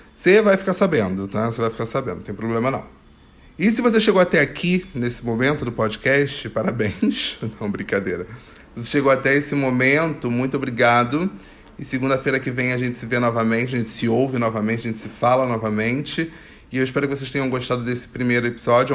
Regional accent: Rio de Janeiro, Brazil; Eu nasci no Complexo do Alemão

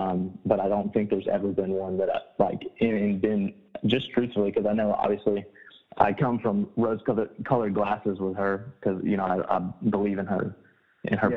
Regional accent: Alabama, United States; also born or lived in West Virginia / Huntsville, Alabama; I was born and raised in Alabama

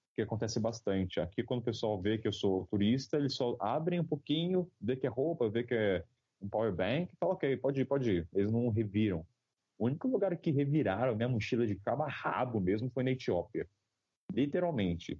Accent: Taubaté, São Paulo, Brazil; Eu sou de Taubaté, uma cidade do interior, uh, de pra 300 mil habitantes

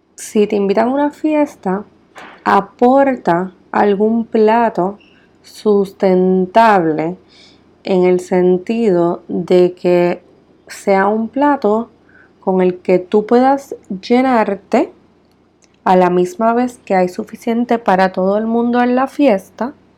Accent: Puerto Rico; como puertorriqueña vivo y resido en Puerto Rico

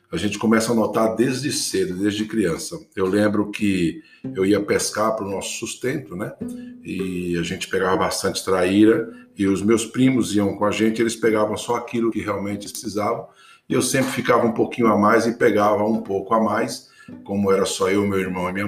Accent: Batinga, Bahia, Brazil; born there; Eu tenho hoje 56 anos, em fevereiro farei 57, e nasci numa vilinha chamada Batinga, distrito do município de Itaém, Bahia, no sul da Bahia.

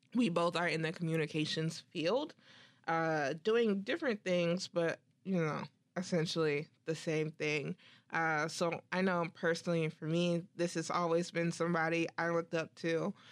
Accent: United States; I'm so American

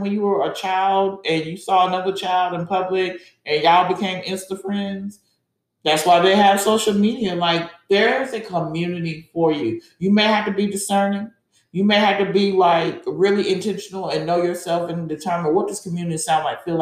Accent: Georgia, United States; I'm from Georgia.

